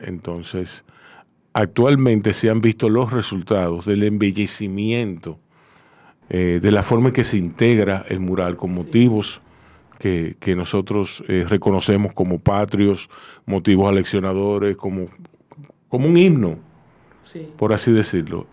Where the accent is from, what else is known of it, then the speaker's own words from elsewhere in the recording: Santo Domingo, Distrito Nacional, Dominican Republic; yo me crié ahí en Ciudad Nueva